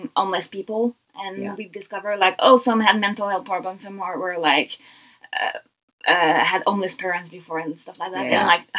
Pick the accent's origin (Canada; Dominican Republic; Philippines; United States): Canada; English is a second language; I'm born Canadian